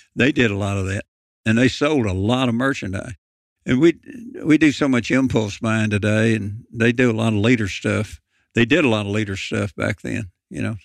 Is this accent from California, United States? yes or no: no; Lynchburg, Tennessee, United States; also born or lived in Memphis, Tennessee; growing up in Lynchburg, Tennessee